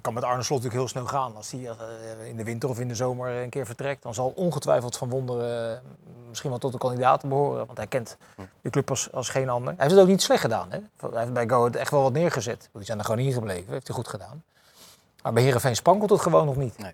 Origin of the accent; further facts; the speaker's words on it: The Hague, South Holland, Netherlands; ik zit er als Hagenees altijd precies tussen, tussen Rotterdam